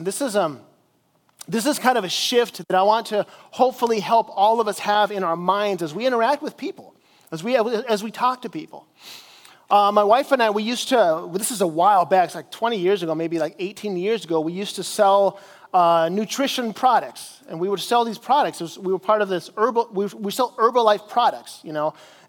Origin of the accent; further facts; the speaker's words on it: Chile; I grew up in South America as a missionary in Chile, and we would go out and we would evangelize people on the streets.